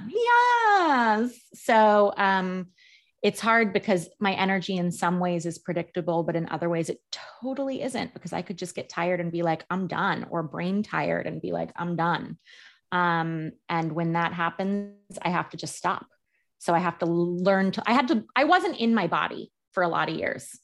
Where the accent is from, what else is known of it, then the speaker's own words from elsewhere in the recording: New York, United States; I'm a New Yorker